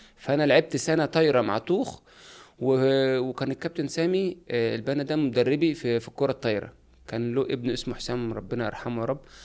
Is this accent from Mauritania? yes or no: no; Sanafir, Qalyub district, Qalyubia, Egypt; أنا من صنافير مركز أليوب